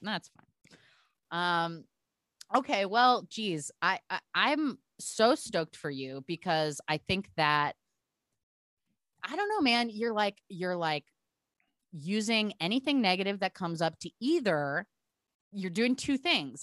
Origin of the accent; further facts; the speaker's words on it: Portland, Oregon, United States; I'm from Portland, Oregon, so being bizarre is my culture also